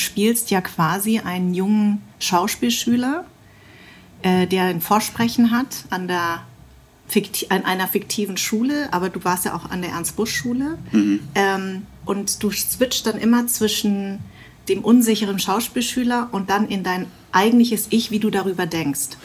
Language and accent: German; Darmstadt, Hesse, Germany; ich bin in Darmstadt äh, groß geworden